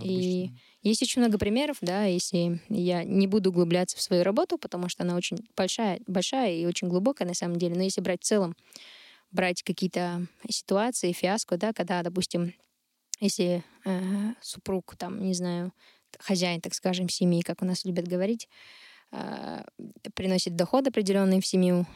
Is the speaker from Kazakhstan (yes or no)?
yes; Shymkent, Kazakhstan; я там родом из Шымкента, родилась и выросла в этом городе